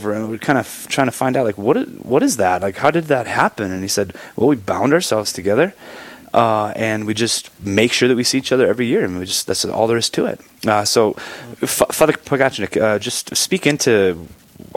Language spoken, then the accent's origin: English; United States; also born or lived in Crookston, Minnesota; now in Bismarck, United States; I'm from the Red River Valley. We don't have those